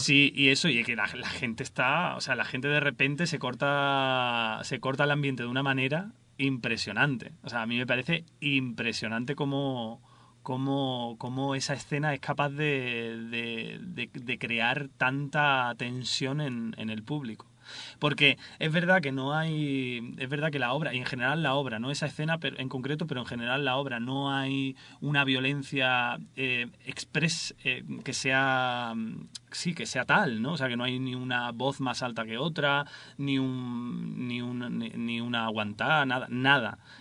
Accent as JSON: {"language": "Spanish", "town": "Seville", "region": "Andalusia", "country": "Spain", "tie": "born or raised there", "moved": "as an adult", "lives_now": "Madrid, Spain", "said": "yo nací en Sevilla y, y nada, estudié allí en Sevilla"}